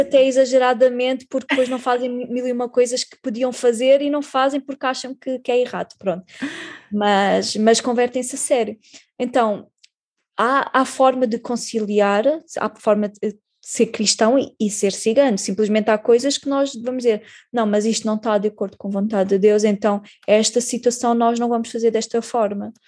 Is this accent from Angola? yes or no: no; Portugal; somos portugueses